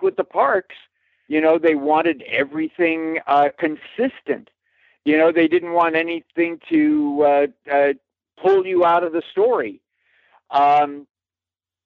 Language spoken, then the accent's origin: English; California, United States; I grew up in California.